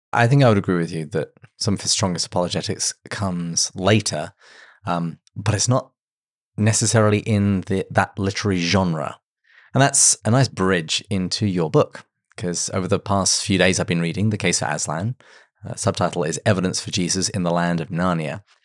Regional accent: England, United Kingdom; as an Englishman used to full breakfast

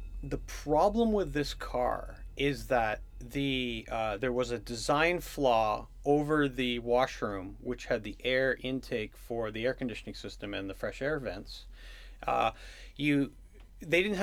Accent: Canada; I'm a Canadian citizen without a green card.

